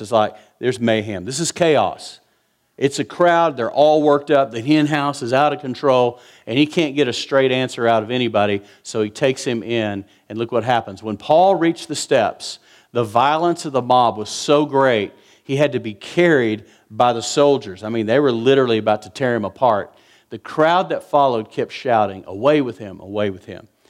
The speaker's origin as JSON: {"language": "English", "region": "West Texas", "country": "United States", "said": "I'm from West Texas"}